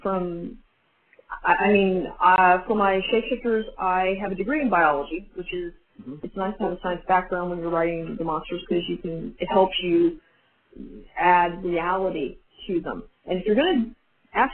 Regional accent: United States; I'm very American

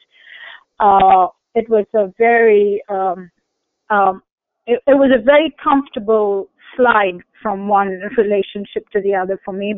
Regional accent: Kuwait; I was born in Kuwait, so it was a Muslim country

